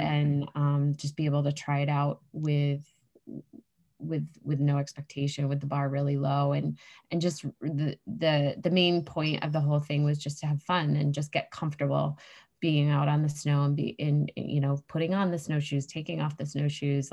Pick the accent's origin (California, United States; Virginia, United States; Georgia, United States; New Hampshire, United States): New Hampshire, United States; I grew up in New Hampshire, which is where I live now